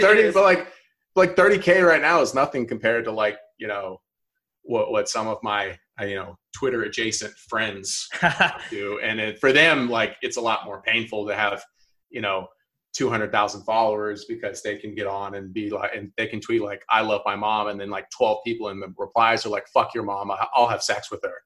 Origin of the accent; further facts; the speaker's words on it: Alpharetta, Georgia, United States; also born or lived in North Carolina; I'm from Alpharetta, which is like 20 minutes north of Atlanta. Um, like pretty much born and raised